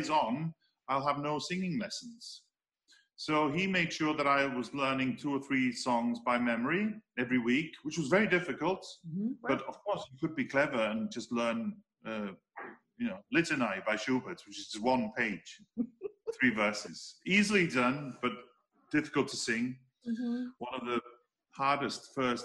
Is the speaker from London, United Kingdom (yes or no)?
no; Wales, United Kingdom; I come from Wales. I live in Wales. I speak the language. You know, my parents live in North Wales. We live in South Wales.